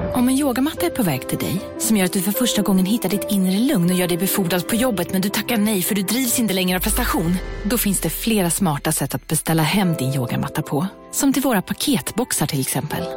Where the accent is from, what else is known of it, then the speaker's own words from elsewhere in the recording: Skåne, Sweden; vi skåningar